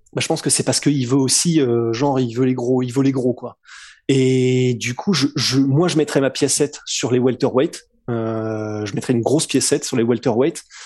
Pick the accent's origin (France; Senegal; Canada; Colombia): France; on est français